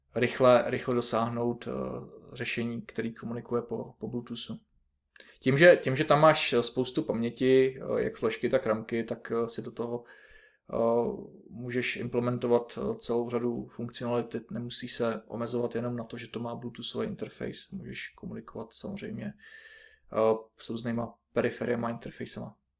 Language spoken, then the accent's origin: Czech; Liberec Region, Czechia; pocházím ze severního kraje z Liberecka